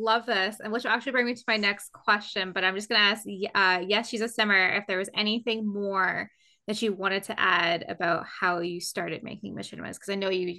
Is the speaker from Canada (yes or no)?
yes; Canada; even though I'm Canadian and I'm 5 foot.